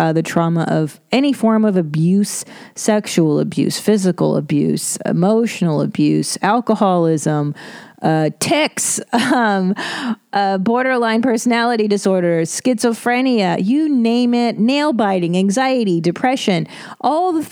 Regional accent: Los Angeles, California, United States; I grew up in Los Angeles

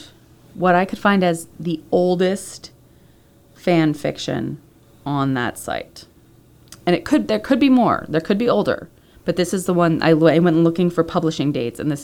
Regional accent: Pennsylvania, United States; those are the two main schools in my home state of Pennsylvania.

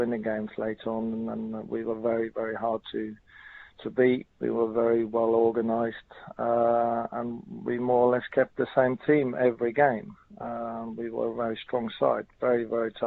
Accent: Norway; moved away as an adult; me growing up in Norway, watching the English League

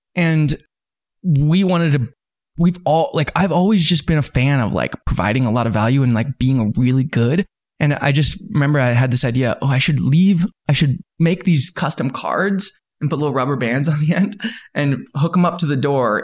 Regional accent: Salt Lake City, Utah, United States; also born or lived in Southern California; I came out to Utah in Salt Lake, and then I've been here ever since

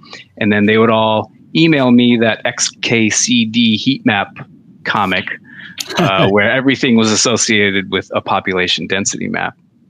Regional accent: Michigan, United States; this hospital, which Sparrow Hospital, my hometown hospital, and the number of beds that they've got

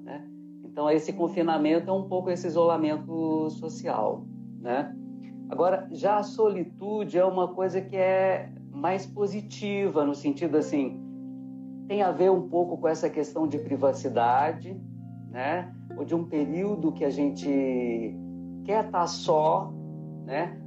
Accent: Diamantina, Minas Gerais, Brazil; moved away; Eu também sou do interior, é, mais da metade da minha vida eu já saí de Diamantina

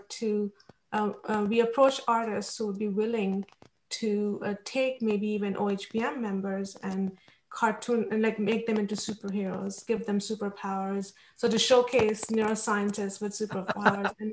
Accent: India; moved away; I grew up in India

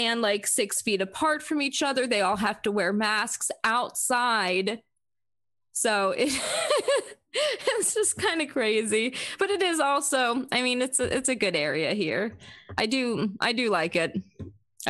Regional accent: South Florida, United States; now in Vienna, United States; I grew up in South Florida. I live here now

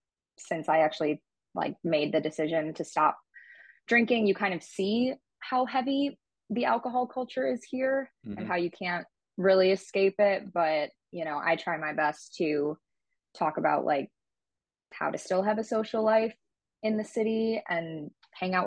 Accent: Illinois, United States; also born or lived in Indiana; my hometown

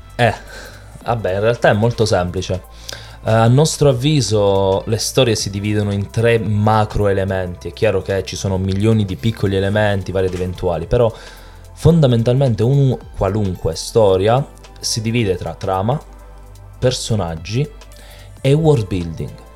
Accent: Apulia, Italy; In Italia, eh, io sono pugliese, abbiamo una cultura culinaria del pesce straordinaria

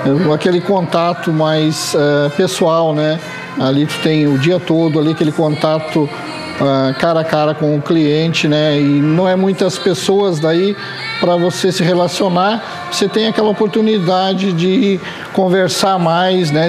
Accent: Gramado, Rio Grande do Sul, Brazil; also born or lived in Lages, Santa Catarina; eu sou natural de Lages, Santa Catarina, mas já resido em Gramado há 45 anos

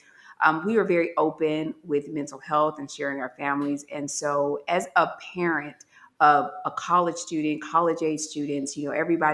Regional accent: Gary, Indiana, United States; moved away as an adult; Certainly I could have went back home to Gary

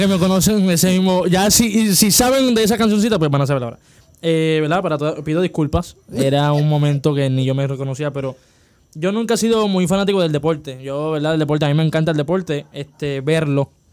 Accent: Las Piedras, Puerto Rico; en cuarto grado, en la Academia de Enseñanza Moderna, que está cerrada ahora mismo en Las Piedras

